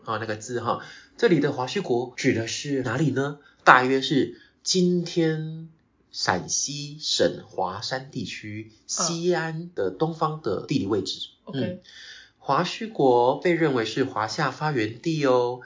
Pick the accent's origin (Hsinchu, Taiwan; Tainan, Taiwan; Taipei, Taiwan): Tainan, Taiwan; first language Taiwanese Hokkien; also born or lived in Kaohsiung / Australia; 因为我的老家在台南，嗯。台南归园那边，那归园我们每次回高雄就会经过官庙